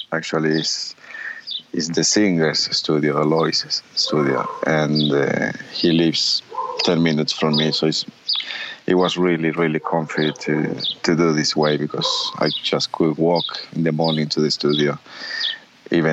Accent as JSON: {"language": "English", "country": "Uruguay", "tie": "born or raised there", "moved": "yes"}